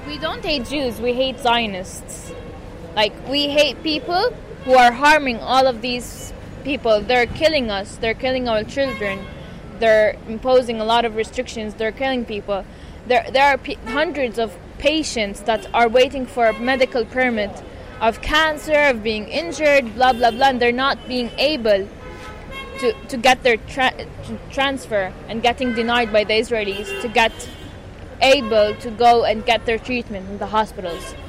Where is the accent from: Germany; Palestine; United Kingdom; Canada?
Palestine; Gaza City, Gaza Strip; English is a second language; I'm born and raised in Gaza